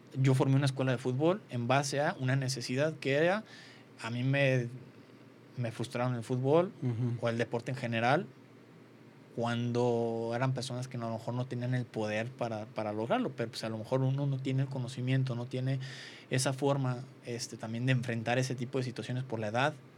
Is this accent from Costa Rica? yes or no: no; Mexico; como mexicanos somos fuertes